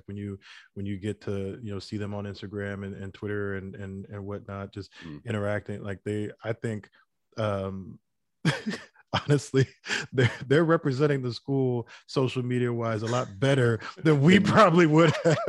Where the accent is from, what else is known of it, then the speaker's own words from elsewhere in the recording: United States; I'm first generation. So I grew up here in the United States. My mom didn't grow up here.